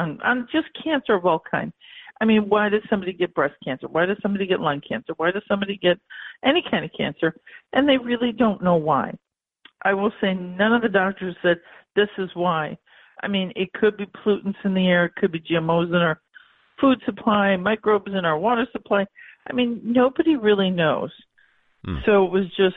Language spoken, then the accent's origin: English; Buffalo, New York, United States; I'm from Western New York. In Buffalo area